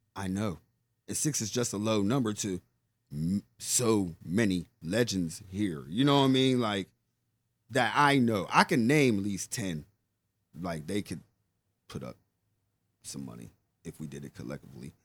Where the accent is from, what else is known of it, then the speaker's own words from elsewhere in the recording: Pittsburgh, Pennsylvania, United States; I come from Larmer